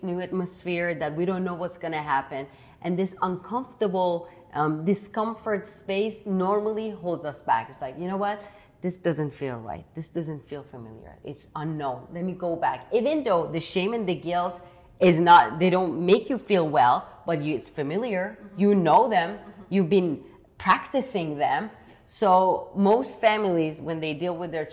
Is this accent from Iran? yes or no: yes; Iran; moved away; I grew up in Iran. I grew up in the schools of Iran